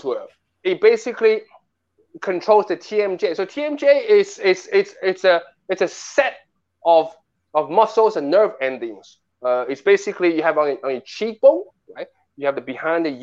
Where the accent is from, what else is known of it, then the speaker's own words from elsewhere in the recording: New York City, New York, United States; also born or lived in Nanjing, Jiangsu, China; I grew up in Bayside, Queens.